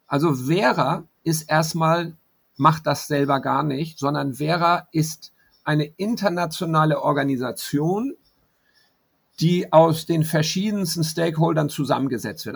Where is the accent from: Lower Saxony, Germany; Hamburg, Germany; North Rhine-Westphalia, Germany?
Hamburg, Germany; moved away as an adult; now in Panama; in meiner Heimatstadt Hamburg, aber ich lebe hier